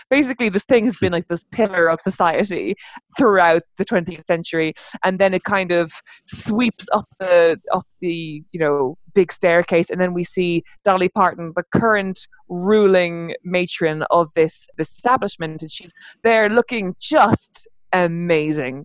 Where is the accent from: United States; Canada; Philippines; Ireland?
Ireland; I am an Irish uh, novelist.